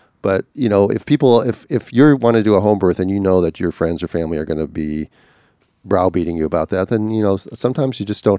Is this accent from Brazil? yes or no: no; Australia; Anyway, I'm from Australia